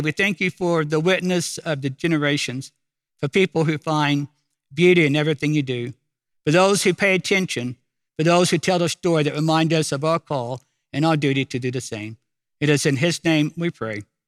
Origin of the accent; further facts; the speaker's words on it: Oklahoma City, Oklahoma, United States; I'm from Oklahoma City